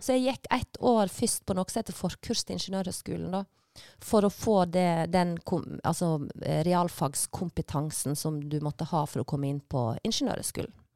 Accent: Leikanger, Vestland, Norway; moved away; also born or lived in Bergen; jeg er jo fra Vestlandet, og Leikanger, bygda som jeg kommer fra, er jo ei sånn fruktbygd som ligger ved Sognefjorden

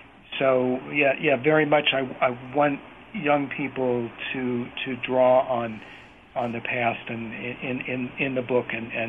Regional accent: Bethlehem, Pennsylvania, United States; my hometown of Bethlehem, Pennsylvania

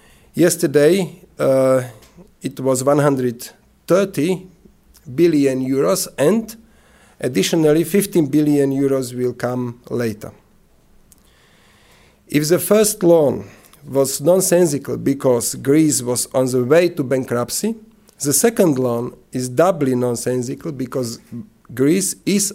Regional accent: Slovakia; English is a second language; So I am coming from Slovakia, is the east part of former Czechoslovakia.

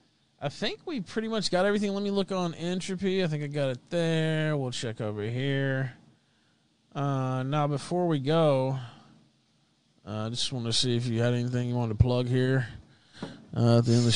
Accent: Memphis, Tennessee, United States; Yeah, but so I'm from Memphis, as I said

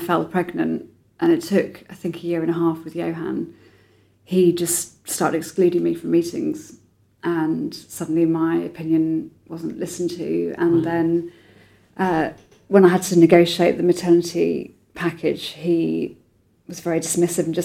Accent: a sleepy town in North Devon, South West England, United Kingdom; I was brought up in Sleepy Town in North Devon by my dad

